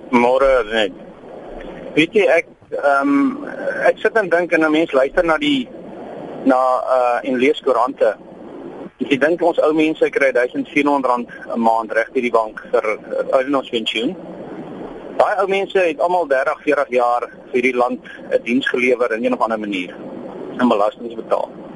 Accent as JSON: {"language": "Afrikaans", "town": "Sandkop", "region": "Northern Cape", "country": "South Africa", "said": "ek is eintlik van Sandkop hier by die dag deurgery, Sandkop die dorpie na Springbok."}